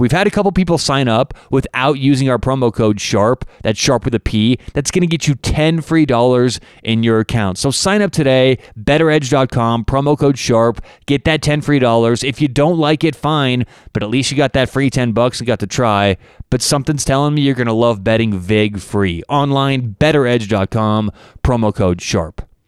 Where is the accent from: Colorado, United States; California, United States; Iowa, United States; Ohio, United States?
Colorado, United States; Denver; I'm from Denver